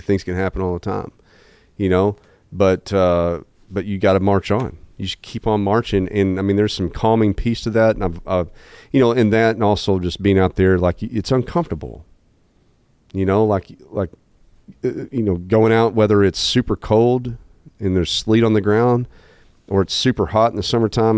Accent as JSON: {"language": "English", "town": "Jonesboro", "region": "Arkansas", "country": "United States", "tie": "born or raised there", "said": "born and raised in Jonesboro, Arkansas"}